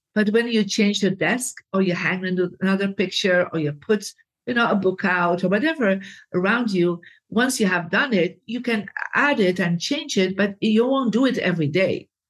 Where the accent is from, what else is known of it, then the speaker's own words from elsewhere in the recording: Belgium; I come from Belgium, Catholic family